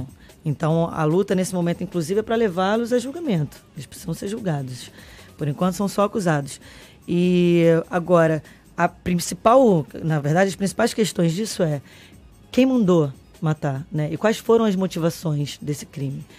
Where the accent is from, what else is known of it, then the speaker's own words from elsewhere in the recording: Brazil; enquanto brasileiro